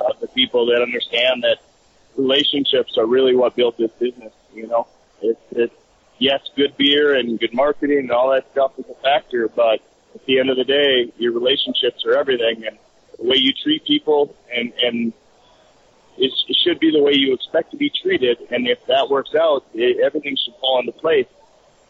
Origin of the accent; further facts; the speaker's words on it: North Dakota, United States; growing up in North Dakota